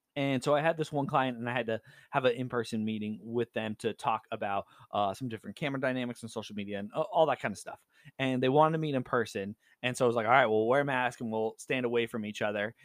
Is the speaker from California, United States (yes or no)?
yes; Southern California, United States; moved away as an adult; now in Seattle, United States; Growing up in California